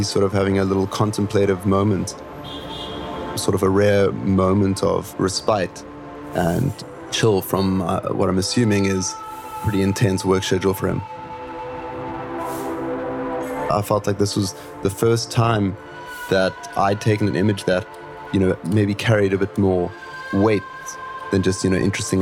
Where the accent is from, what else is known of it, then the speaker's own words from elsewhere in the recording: Cape Town, Western Cape, South Africa; now in Hong Kong; I'm a street photographer based in Hong Kong, and I'm originally from Cape Town, South Africa.